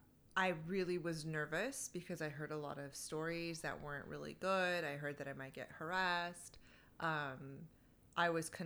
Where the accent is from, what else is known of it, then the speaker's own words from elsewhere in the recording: Fresno, California, United States; I was born and raised in the United States, Fresno, California, most of it, most of my life.